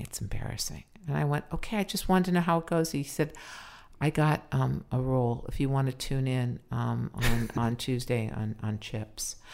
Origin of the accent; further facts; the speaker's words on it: Los Angeles, California, United States; also born or lived in Pacoima / Sepulveda (North Hills); I used to be ashamed that I was from the valley.